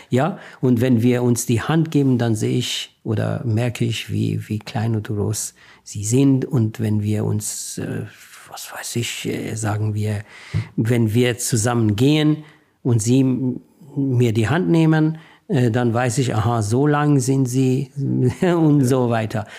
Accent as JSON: {"language": "German", "country": "Iran", "second_language": "German", "moved": "as an adult", "lives_now": "Germany", "said": "Ich bin, ich bin ein, ein Mensch mit deutschen Stärken und iranischen Schwächen"}